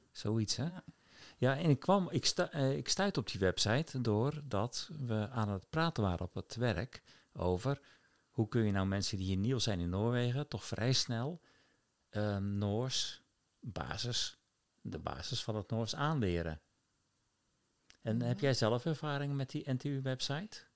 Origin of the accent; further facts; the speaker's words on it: Rotterdam, South Holland, Netherlands; moved away; ik als, als jonge puber op de markt in IJsselmonde stond